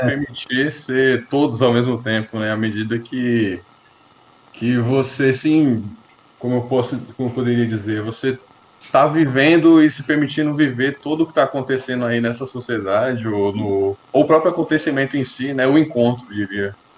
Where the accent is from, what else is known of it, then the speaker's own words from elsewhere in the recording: Brazil; nós nascemos no Brasil apenas a falar português